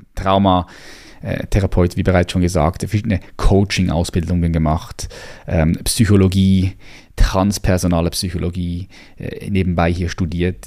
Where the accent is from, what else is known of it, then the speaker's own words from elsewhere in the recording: Switzerland; hier bei uns in der Schweiz